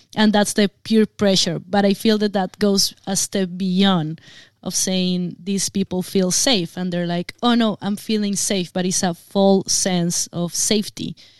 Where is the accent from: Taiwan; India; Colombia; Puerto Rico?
Colombia; I come from Colombia, um, I mean, we have to deal with guerrillas for many years